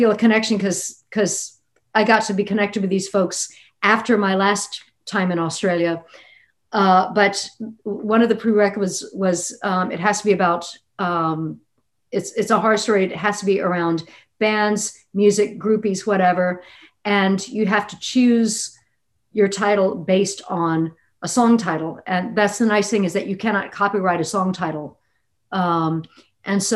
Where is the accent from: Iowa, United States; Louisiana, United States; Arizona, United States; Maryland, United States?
Louisiana, United States; Lafayette; I also grew up in a town that was not exactly, I mean, Lafayette, Louisiana